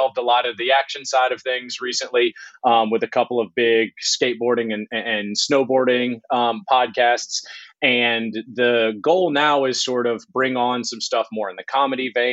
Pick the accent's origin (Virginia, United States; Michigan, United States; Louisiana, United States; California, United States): Louisiana, United States; Baton Rouge; moved away; also born or lived in Georgia; I'm from Baton Rouge originally